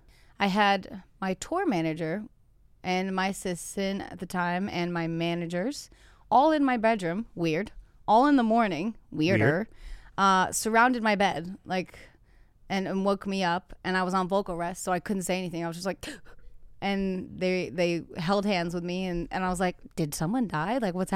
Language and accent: English; New England, United States; That's like me because I'm from New England, slapping a bag of wine with a beanie on and a scarf.